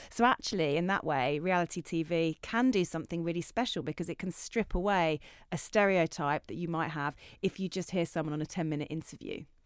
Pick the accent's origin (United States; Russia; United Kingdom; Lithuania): United Kingdom; Essex, East of England; I grew up in Essex